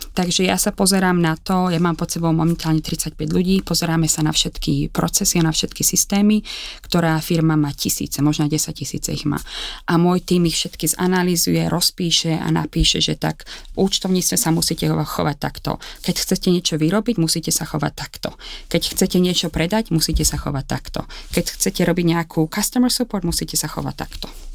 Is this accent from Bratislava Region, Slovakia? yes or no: yes; Láb, Bratislava Region, Slovakia; moved away as an adult; also born or lived in Malacky / Prague / Ireland; now in Cambridge, United Kingdom; Som zo Záhoria z malej dedinky láb a žijem v zahraničí 25 rokov